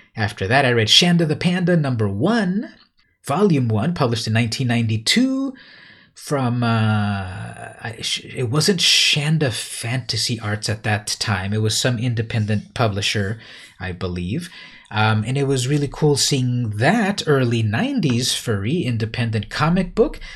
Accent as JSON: {"language": "English", "town": "San Diego", "region": "California", "country": "United States", "tie": "born or raised there", "said": "San Diego, California, my hometown"}